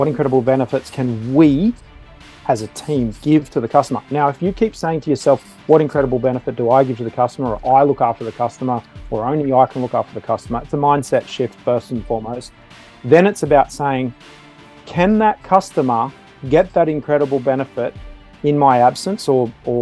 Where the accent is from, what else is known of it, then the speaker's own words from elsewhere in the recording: Sydney, New South Wales, Australia; I grew up in the outskirts of Sydney, the southern outskirts, and then the northern outskirts of Sydney